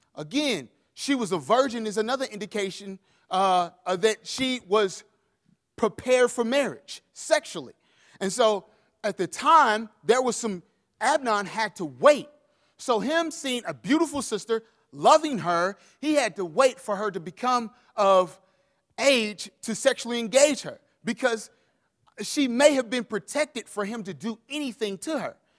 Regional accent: St. Louis, Missouri, United States; moved away; We come from Saint Louis, Missouri, uh, and I am a Missouri Tiger

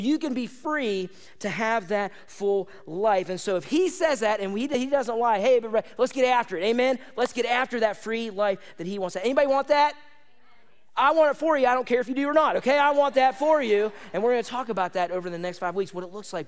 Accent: United States; I like being an American

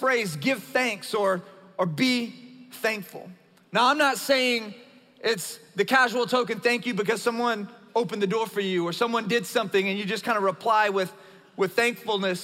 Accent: South Louisiana, United States; moved away; as a Cajun from South Louisiana

